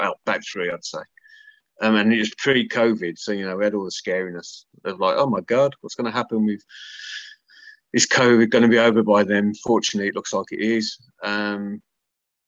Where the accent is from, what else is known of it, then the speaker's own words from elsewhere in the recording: Birmingham, West Midlands, United Kingdom; So although I'm from Birmingham, just up the road is Wolverhampton